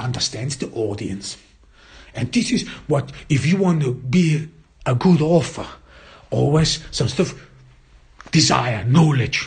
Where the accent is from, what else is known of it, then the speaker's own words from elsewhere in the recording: Austria; English is a second language; As I grew up in Austria, there your cultural heritage is exactly Goethe, Schiller, and E.T.A. Hoffmann.